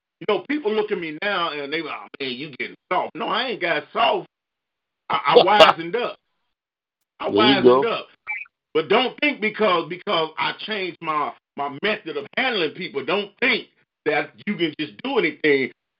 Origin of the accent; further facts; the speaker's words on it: Chicago, Illinois, United States; I'm from Chicago. I'm from Inglewood.